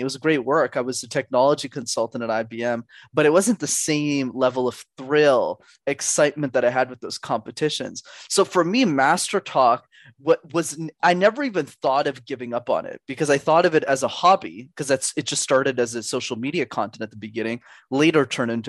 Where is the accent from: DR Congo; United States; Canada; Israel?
Canada; I was born in Canada